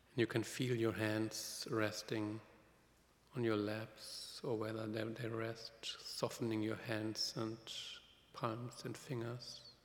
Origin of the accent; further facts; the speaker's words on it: Germany; moved away; I'm from Germany, so Pentecost has always been really, really important